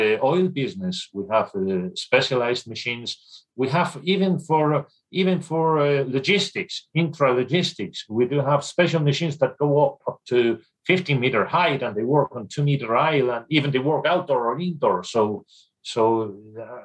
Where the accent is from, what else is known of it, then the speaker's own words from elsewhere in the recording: Spain; I am from Spain. I was educated in Spain